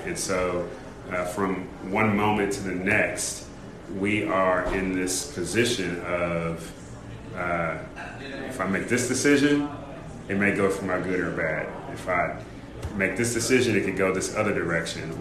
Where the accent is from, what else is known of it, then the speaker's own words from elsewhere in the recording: California, United States; I grew up in California, Wild River Country